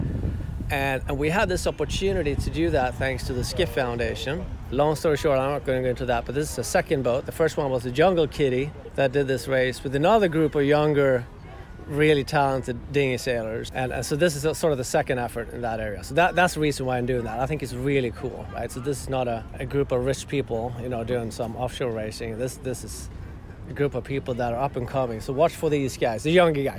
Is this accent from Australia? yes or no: no; Sweden; moved away as an adult; now in Seattle, United States; my home country, Sweden, where I grew up